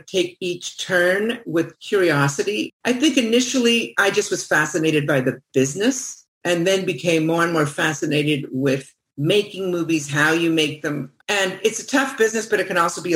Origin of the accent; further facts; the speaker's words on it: Los Angeles, California, United States; moved away as an adult; also born or lived in France / London; I grew up in Los Angeles